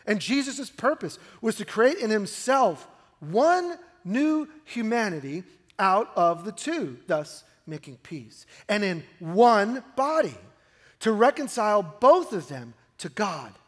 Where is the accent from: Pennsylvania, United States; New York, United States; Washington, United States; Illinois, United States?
New York, United States; New York City; now in Oregon, United States; I grew up in New York, and you see the world in New York City